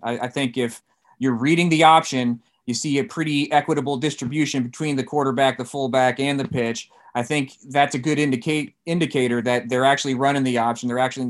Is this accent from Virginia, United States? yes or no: yes; Virginia Beach, Virginia, United States; also born or lived in San Diego, United States / Arlington, United States; I went to high school in Northern Virginia. I grew up, I was born in San Diego, but I came from a Navy family. I grew up in Virginia Beach and in Arlington.